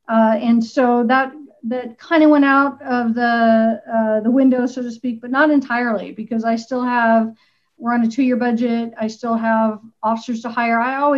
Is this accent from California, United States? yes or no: yes; California, United States; born there; also born or lived in Washington; But I was born in Southern California and moved various parts of the country part of my younger life.